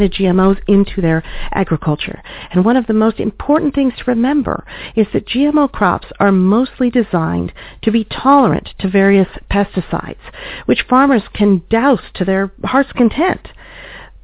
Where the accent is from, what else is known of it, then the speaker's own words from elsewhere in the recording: Oregon, United States; traced back to several thousand acres in Oregon, my home state